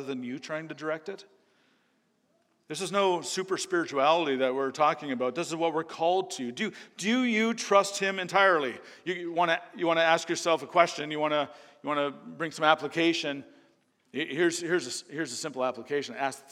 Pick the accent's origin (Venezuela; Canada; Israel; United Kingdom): Canada; moved away; I'm from Canada